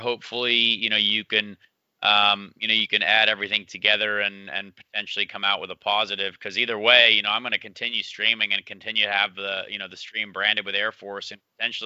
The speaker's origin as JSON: {"language": "English", "town": "Indianapolis", "region": "Indiana", "country": "United States", "tie": "born or raised there", "said": "this is my hometown."}